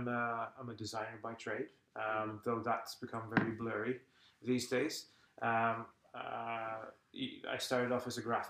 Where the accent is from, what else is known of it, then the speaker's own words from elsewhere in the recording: Malta; English is a second language; now in Estonia; I'm originally from Malta, which, just in case, because not everybody knows, it's a small island. I think it's the southernmost part of Europe. It's just below Sicily.